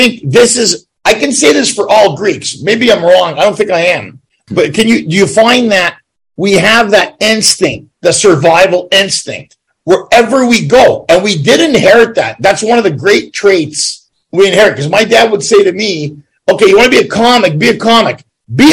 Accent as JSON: {"language": "English", "town": "Ottawa", "region": "Ontario", "country": "Canada", "tie": "born or raised there", "also_born_or_lived": "Montreal / Toronto", "said": "I'm born from Montreal and grew up in Ottawa"}